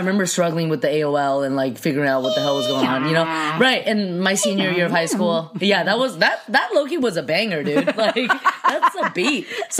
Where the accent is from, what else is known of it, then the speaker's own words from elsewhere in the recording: Temple City, California, United States; also born or lived in Shanghai, China / Alhambra, California / Fullerton, California; Temple City is essentially my hometown. That's what I would say my hometown is. And it was interesting. Yeah. I mean, there were a lot of Asians